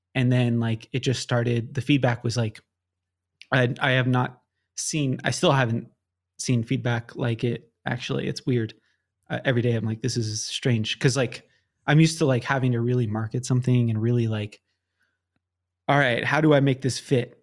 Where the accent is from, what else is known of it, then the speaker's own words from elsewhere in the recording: Southern California, United States; I, like, born and raised in Southern California